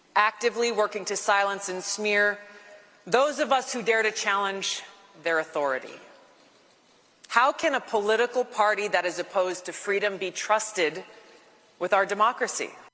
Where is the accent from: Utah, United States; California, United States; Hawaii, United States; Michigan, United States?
Hawaii, United States; my home state of Hawaii